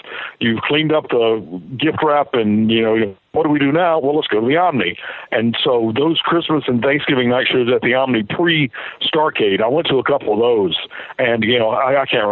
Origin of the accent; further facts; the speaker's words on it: Thomaston, Georgia, United States; I grew up in Thomaston, Georgia, just near Griffin